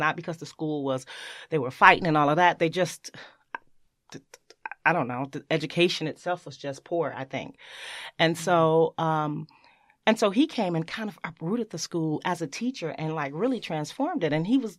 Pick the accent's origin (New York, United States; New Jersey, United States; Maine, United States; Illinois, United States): Illinois, United States; Chicago; born or raised there